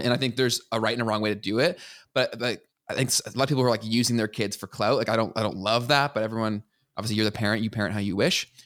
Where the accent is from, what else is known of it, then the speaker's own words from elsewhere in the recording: Canada; as a Canadian